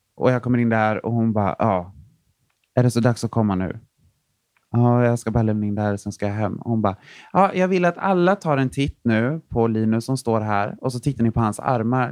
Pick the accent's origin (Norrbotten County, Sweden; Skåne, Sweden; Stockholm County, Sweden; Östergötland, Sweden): Östergötland, Sweden; Linköping; jag kommer från en mindre stad som heter Linköping